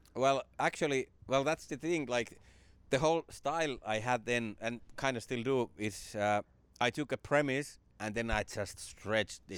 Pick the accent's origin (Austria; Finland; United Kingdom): Finland; stand-up kinda came to my hometown. It came to Finland in the nineties